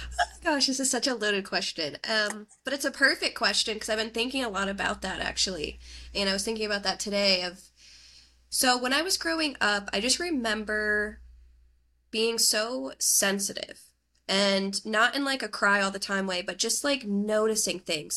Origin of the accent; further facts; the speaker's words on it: northeastern Pennsylvania, United States; now in Pittsburgh, United States; I grew up in northeastern Pennsylvania